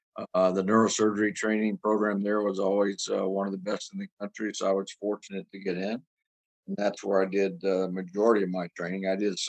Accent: Louisiana, United States; now in Chicago, United States; I grew up in Louisiana. I'm a Louisiana native, born and raised there.

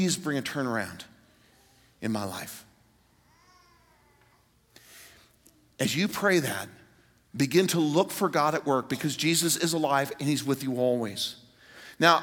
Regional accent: Greenwood, Indiana, United States; moved away; I'm in my hometown, Greenwood, Indiana, suburb of Indianapolis

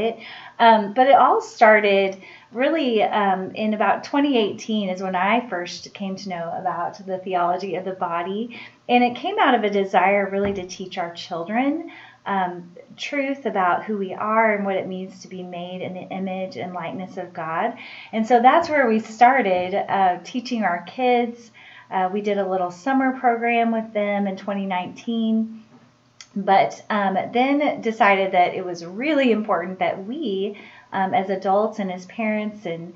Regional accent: Springfield, Missouri, United States; I am originally from Springfield, Missouri.

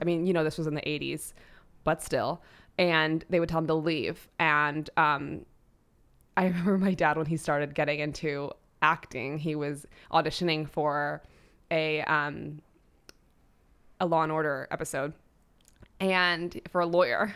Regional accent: New York City, New York, United States; as a, uh, young girl, I grew up in New York City

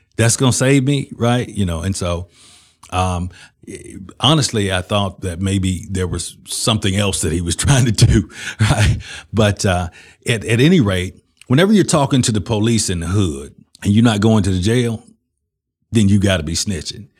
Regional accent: Birmingham, Alabama, United States; I was born in Lord Nolan Hospital, and, and all my family was, uh, you know, basically in Inslee, which is the west side of Birmingham

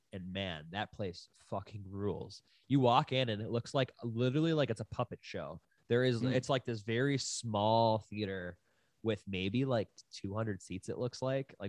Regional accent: Buffalo, New York, United States; now in Los Angeles, United States; we're both from Buffalo, and then we both lived in Burbank.

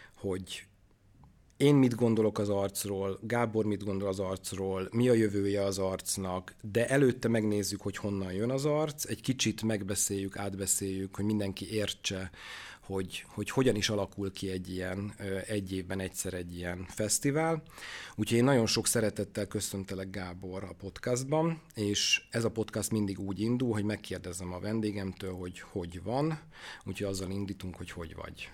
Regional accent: Debrecen, Hajdú-Bihar, Hungary; én Debreceni vagyok

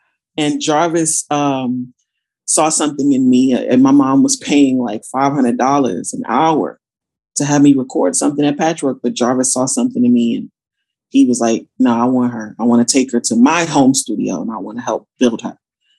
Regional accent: Passaic, New Jersey, United States; born there; also born or lived in Georgia; So I was born in New Jersey, Passaic, New Jersey, in fact. I moved to Georgia first in 88 with my family.

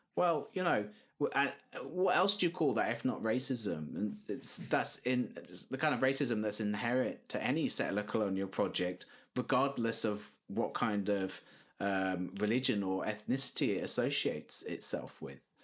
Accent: South Wales, United Kingdom; I'm, I'm originally from South Wales myself.

